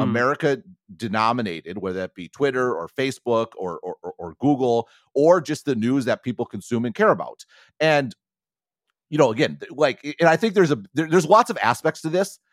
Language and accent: English; United States; moved away; I'm also an American